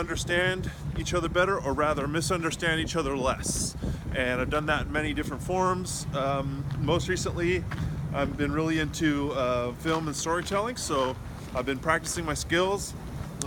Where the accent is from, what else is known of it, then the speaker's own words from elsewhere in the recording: California, United States; now in Washington, D.C., United States; I'm originally from California, so my family is still there